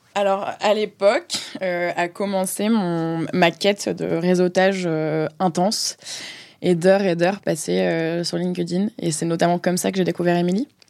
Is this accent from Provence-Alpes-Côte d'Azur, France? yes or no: yes; Marseille, Provence-Alpes-Côte d'Azur, France; moved away as an adult; also born or lived in Paris region / Scotland; now in Paris, France; j'ai 26 ans, j'habite à Paris, j'ai grandi à Marseille